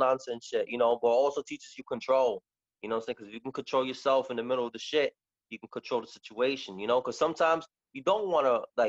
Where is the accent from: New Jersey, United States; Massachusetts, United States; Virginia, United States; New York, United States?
New York, United States; New York City; also born or lived in West Farms, Bronx; we're from the Bronx, man.